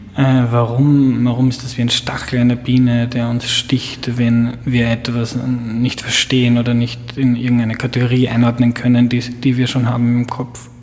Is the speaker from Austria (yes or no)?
yes; Lower Austria, Austria; Ich bin in Niederösterreich aufgewachsen.